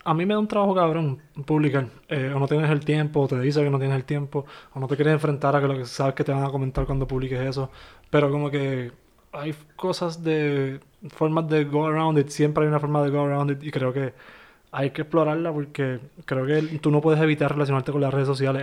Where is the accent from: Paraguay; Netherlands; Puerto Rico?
Puerto Rico; Bayamón; moved away as an adult; also born or lived in Miami; también somos de Bayamón